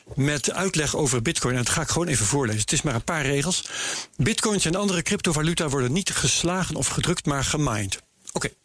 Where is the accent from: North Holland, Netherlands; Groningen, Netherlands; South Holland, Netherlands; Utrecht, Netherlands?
Groningen, Netherlands; Veenkoloniën; Ik ben opgegroeid in de Veenkoloniën